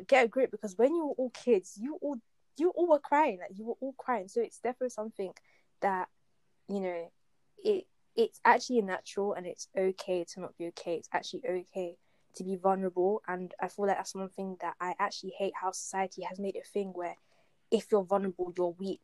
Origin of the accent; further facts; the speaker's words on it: Essex, East of England, United Kingdom; I grew up in Essex, right, and school I went to was in Essex